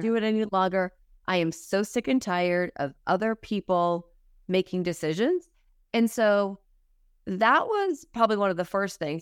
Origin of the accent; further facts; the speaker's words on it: Massachusetts, United States; moved away as an adult; also born or lived in Manhattan, New York; I was from Massachusetts, so I was in, living in Manhattan, moved back to Massachusetts